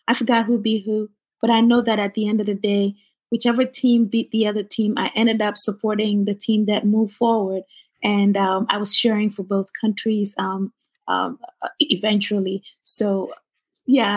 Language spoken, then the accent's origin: English; Ghana; moved away; I'm originally from Ghana, West Africa.